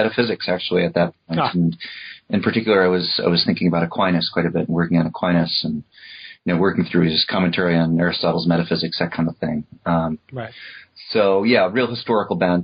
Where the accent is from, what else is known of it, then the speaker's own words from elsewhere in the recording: New Rochelle, New York, United States; I was born in New York State, New Rochelle, New York